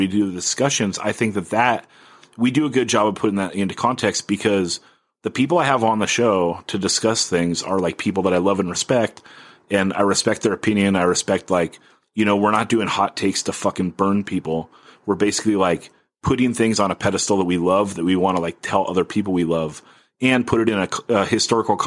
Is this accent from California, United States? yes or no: yes; Oxnard, California, United States; moved away as an adult; now in San Diego, United States; my hometown, which is Oxnard